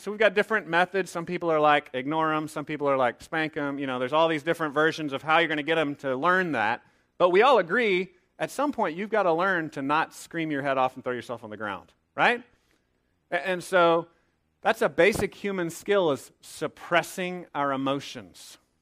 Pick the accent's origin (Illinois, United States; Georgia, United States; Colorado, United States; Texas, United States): Texas, United States; a young man growing up in Texas